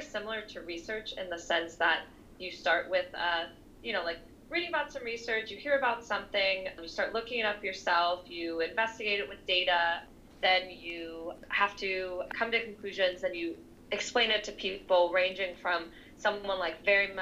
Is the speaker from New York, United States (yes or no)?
yes; New York City, New York, United States; moved away as an adult; also born or lived in France; so I'm originally from New York City, and I'm actually living back here now.